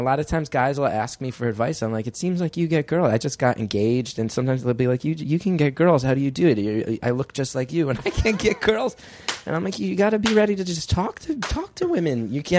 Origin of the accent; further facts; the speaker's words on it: West Orange, New Jersey, United States; moved away as an adult; now in New York City, United States; In West Orange, New Jersey, as was David Cassidy, who was on the Partridge Family. A long lineage of teen idols have been raised in my town.